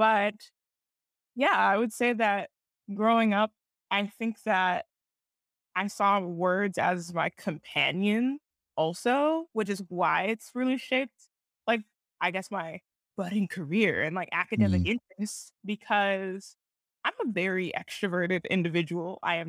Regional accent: Cincinnati, Ohio, United States; born there; also born or lived in Geneva, Switzerland; So I was born in, I was born in Cincinnati, and my sister Kendra was born in Cincinnati.

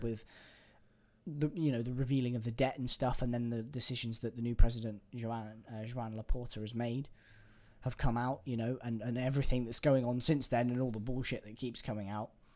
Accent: England, United Kingdom; I'm an Englishman

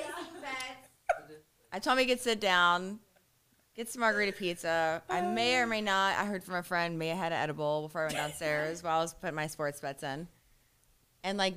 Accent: Ohio, United States; now in Fort Lauderdale, United States; I'm from Ohio.

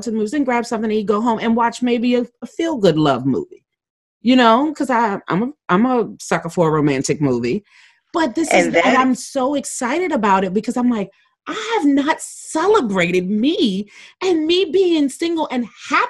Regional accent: Maryland, United States; I grew up in Maryland

